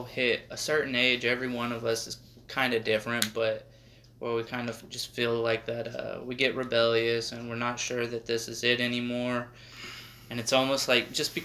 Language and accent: English; Arizona, United States; moved away; I'm from Arizona